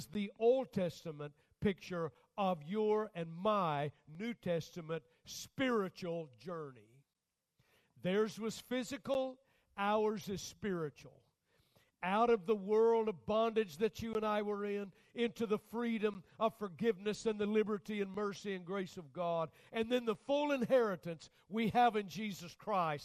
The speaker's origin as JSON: {"language": "English", "country": "United States"}